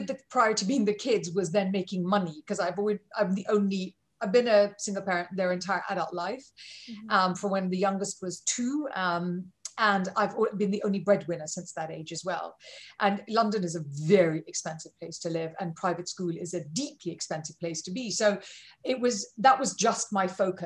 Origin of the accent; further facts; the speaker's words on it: India; I'm Indian.